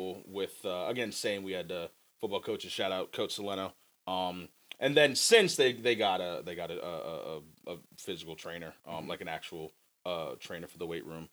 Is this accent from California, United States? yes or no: no; Montgomery County, Maryland, United States; I was in Montgomery County